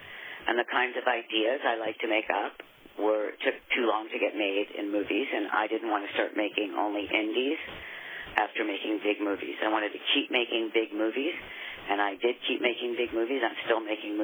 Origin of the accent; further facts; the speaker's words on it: New York, United States; now in Texas, United States; I've lived in Texas for 20 years. I'm from New York